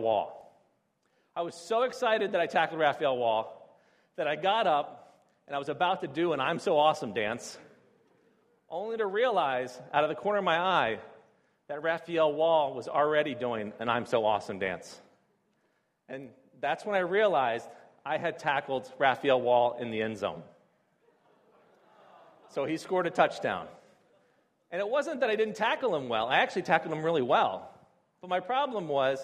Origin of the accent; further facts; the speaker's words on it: D.C., Maryland, United States; moved away as an adult; now in Beijing, China; I grew up outside of Washington, D.C. in the United States. I grew up on the Maryland side